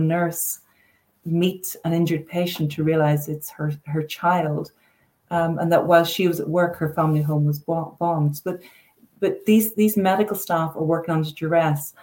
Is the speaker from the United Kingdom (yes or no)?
yes; Northern Ireland, United Kingdom; I'm from Northern Ireland and, you know, lived, you know, through the Troubles